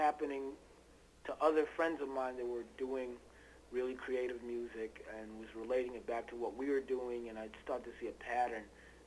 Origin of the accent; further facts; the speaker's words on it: New York City, New York, United States; being from New York, I mean, I love it, you know, and I grew up in Brooklyn